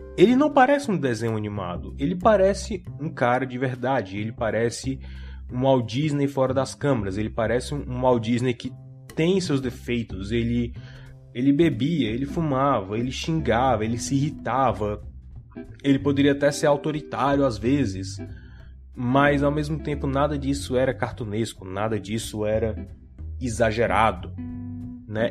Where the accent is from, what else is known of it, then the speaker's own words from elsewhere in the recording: Brazil; eu sou brasileiro que assistia televisão